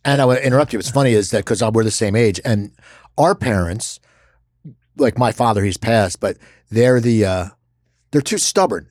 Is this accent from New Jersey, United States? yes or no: yes; Cherry Hill, New Jersey, United States; I grew up in Cherry Hill